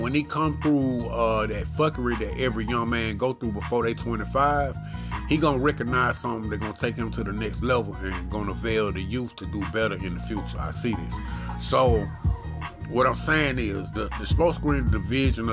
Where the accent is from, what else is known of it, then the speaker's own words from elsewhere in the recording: the South, United States; I'm from the South. I'm country